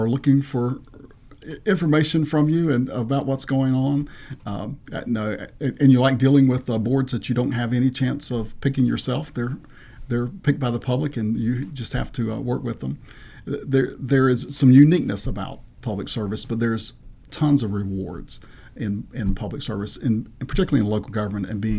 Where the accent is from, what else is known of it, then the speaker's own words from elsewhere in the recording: Eastern North Carolina, United States; moved away as an adult; also born or lived in Chapel Hill, North Carolina / Winston-Salem, North Carolina / Greensboro, North Carolina; now in Manassas, United States; I grew up in Eastern North Carolina and spent my childhood there